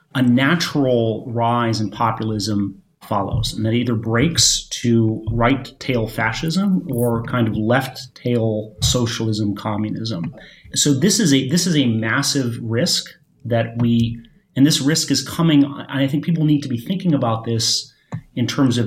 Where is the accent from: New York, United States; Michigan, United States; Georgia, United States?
Michigan, United States; moved away; I'm from Michigan, uh, Michigan, where my, where my parents live